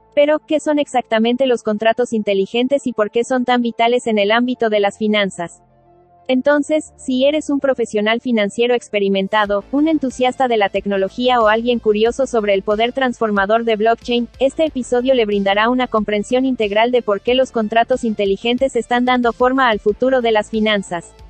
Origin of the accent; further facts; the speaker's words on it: Cuenca, Azuay, Ecuador; mencionaste que eres de Cuenca, yo también